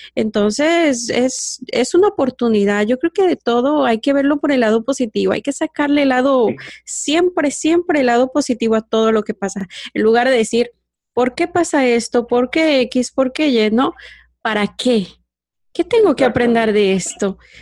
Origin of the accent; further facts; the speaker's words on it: Michoacán, Mexico; yo soy de Michoacán, ¿verdad? Michoacán, México